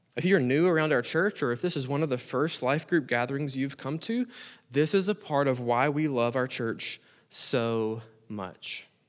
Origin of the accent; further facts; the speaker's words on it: United States; As American Christians